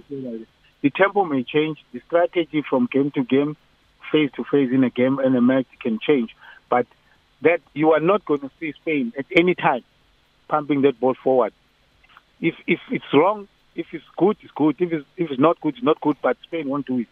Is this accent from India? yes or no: no; South Africa